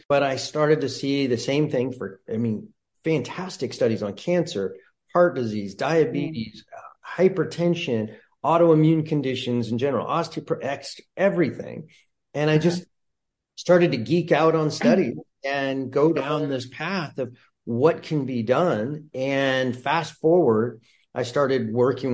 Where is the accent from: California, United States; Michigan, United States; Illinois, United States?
California, United States; Santa Barbara; also born or lived in Colorado; born and raised in Santa Barbara